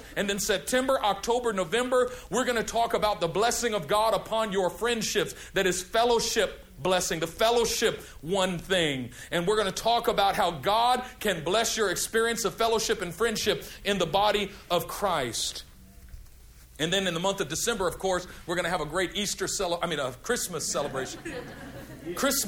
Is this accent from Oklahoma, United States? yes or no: no; California, United States; I'm from California